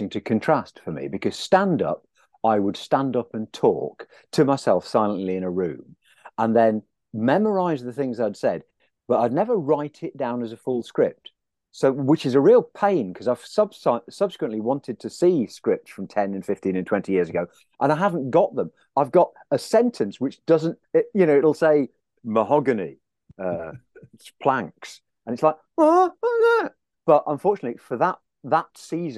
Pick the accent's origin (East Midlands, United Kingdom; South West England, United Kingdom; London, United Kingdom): East Midlands, United Kingdom; Leicestershire; accent: Leicester; also born or lived in Aberdeen, Scotland; I was born and raised until the age of three in Aberdeen. Then they moved down, the family moved down to England. So I was in Leicestershire.